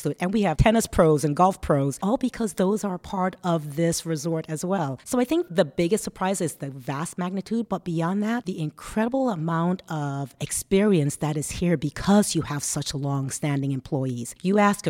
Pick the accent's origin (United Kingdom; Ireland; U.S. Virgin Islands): U.S. Virgin Islands; St. Croix; also born or lived in St. Thomas, U.S. Virgin Islands; now in Nevis, Saint Kitts and Nevis; I'm from St. Thomas, and I grew up in St. Croix, the U.S. Virgin Islands.